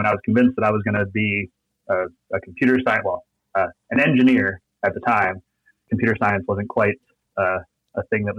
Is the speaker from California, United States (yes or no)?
yes; Corona, California, United States; also born or lived in Anaheim, California / Garden Grove, California / Los Angeles, California; So I was born in Anaheim. When I was a baby, I lived in Garden Grove for 18 months and then moved to Corona. I lived in Corona for 18 years till I went out to USC.